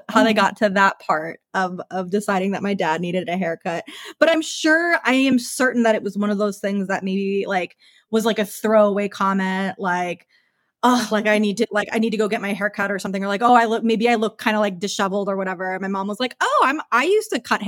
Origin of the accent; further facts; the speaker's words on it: Minnesota, United States; moved away as an adult; also born or lived in Long Beach, California, United States; now in Azusa, United States; my dad is from the east side of St. Paul in Minnesota, which is in the Midwest